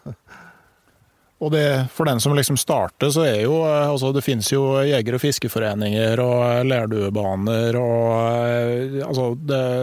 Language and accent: Norwegian; Gausdal, Innlandet, Norway; der jeg kommer fra, i Gausdal